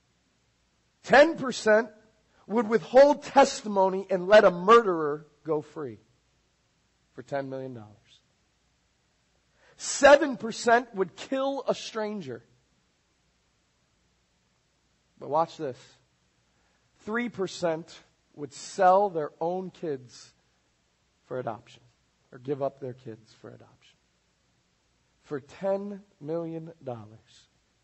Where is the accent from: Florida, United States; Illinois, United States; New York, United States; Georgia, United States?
Florida, United States; South; I'm from South Florida.